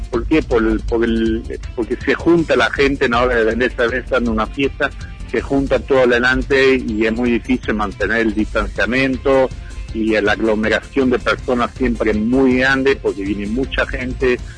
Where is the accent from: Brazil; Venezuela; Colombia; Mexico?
Brazil; born there; Bueno, yo tengo descendencia europea, soy hijo de alemanes y soy nacido en Brasil y siempre tengo mucho contacto con amigos en Alemania y también con cerveceros.